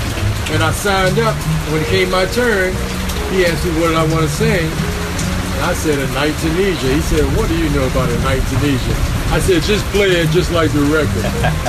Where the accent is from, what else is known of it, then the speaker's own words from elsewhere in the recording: Washington, District of Columbia, United States; I flew in yesterday from Washington, D.C. I'm from Washington. I was born 1950, December 20th.